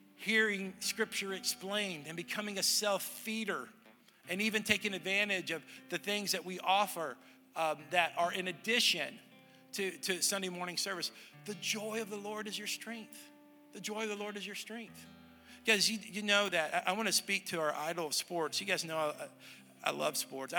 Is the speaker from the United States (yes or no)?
yes; Southern United States, United States; also born or lived in Texas / Tennessee; I'm a Southerner, I'm a Texan and a Tennessean